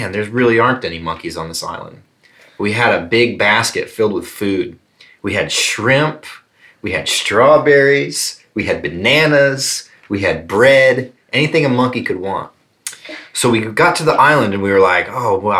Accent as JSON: {"language": "English", "region": "South Carolina", "country": "United States", "said": "There's a place in South Carolina in my home state"}